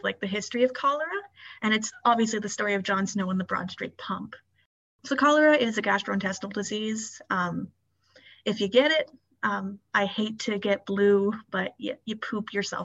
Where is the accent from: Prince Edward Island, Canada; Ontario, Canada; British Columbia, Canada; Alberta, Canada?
Prince Edward Island, Canada; I'm from Prince Edward Island